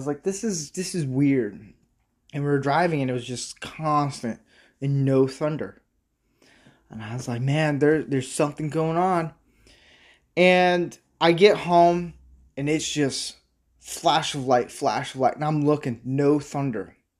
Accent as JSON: {"language": "English", "region": "Midwest", "country": "United States", "said": "And I'm from the Midwest and South area. So I've seen a lot of different weather changes"}